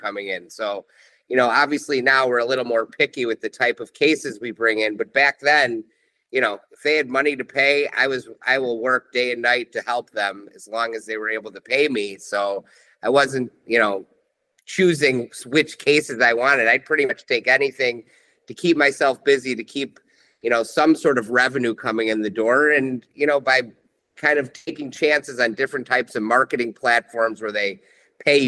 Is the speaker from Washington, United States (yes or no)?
no; Chicago, Illinois, United States; growing up in Chicago